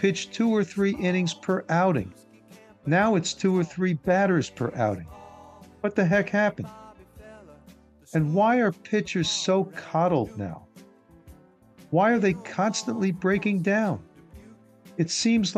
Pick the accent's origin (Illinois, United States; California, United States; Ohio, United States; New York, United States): New York, United States; New York City; Growing up in New York City